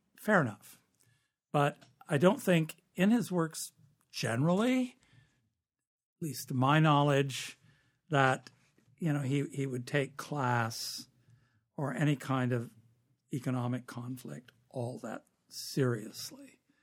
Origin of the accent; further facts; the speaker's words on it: California, United States; moved away; I'm from California, and the vast majority of Californians speak like me. That's where I grew up.